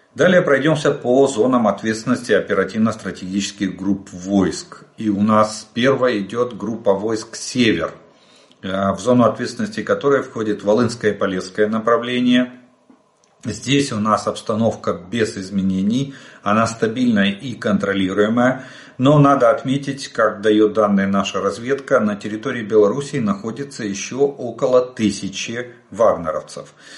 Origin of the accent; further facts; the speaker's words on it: Ukraine; мы из Украины